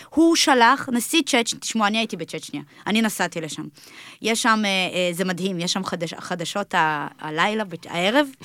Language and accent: Hebrew; Karmiel, Northern District, Israel; הגענו לישראל לבית השיטה, כאילו, שנינו מאותו הכפר. אנחנו מכרמיאל, אני מכרמיאל